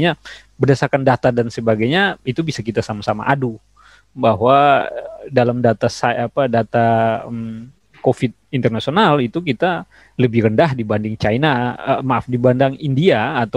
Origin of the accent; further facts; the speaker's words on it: Kupang, East Nusa Tenggara, Indonesia; Kebetulan saya orang Kupang